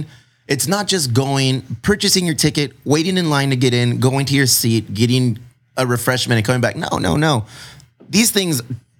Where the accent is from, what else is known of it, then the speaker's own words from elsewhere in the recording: Chula Vista, California, United States; I'm from Chula Vista. I'm a Mexican from Chula Vista, traveled to Manchester.